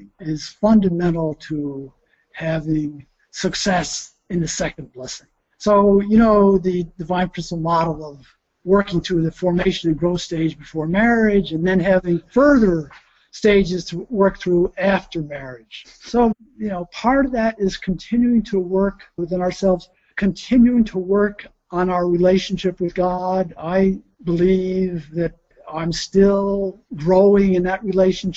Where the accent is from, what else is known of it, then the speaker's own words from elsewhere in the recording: Troy, New York, United States; moved away; my hometown, which was in Troy, New York, right near Albany